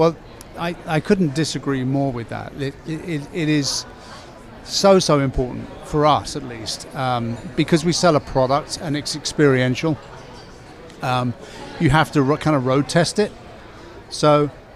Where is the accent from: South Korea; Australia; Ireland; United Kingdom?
United Kingdom; England; moved away as an adult; now in Chicago, United States; I'm an English guy